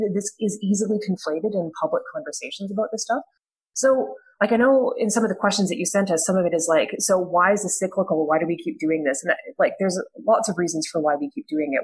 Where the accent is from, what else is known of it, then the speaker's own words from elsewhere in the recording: rural Alberta, Canada; as somebody who did grow up in rural Alberta